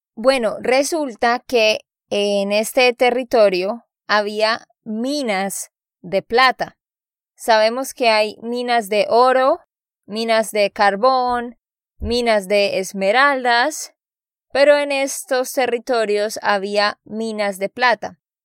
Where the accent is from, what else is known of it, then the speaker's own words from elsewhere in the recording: Santander, Colombia; de Santander, Colombia